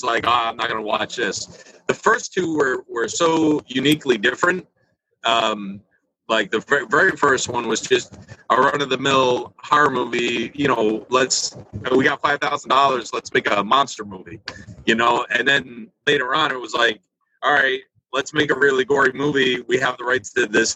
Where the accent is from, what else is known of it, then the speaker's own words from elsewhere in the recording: New York, United States; accent: New York; also born or lived in Florida; I sound like I'm from New York